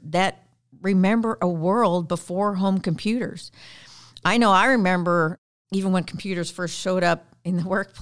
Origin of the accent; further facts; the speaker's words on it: Canada; accent: Canadian; I'm Canadian